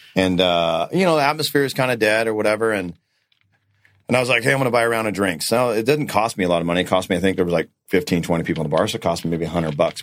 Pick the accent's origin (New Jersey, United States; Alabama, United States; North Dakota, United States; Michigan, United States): North Dakota, United States; now in Arizona, United States; I was born in North Dakota